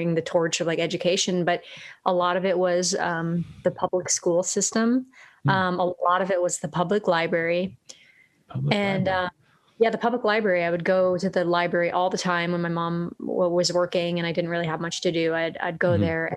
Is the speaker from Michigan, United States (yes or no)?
no; New York area, United States; now in Los Angeles, United States; I'm originally from the New York area, but I'm in Los Angeles right now